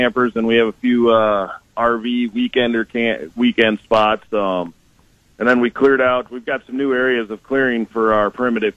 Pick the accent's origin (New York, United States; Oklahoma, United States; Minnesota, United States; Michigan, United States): Minnesota, United States; Elk River; So from the Elk River areas, which is just north of the city, Twin Cities there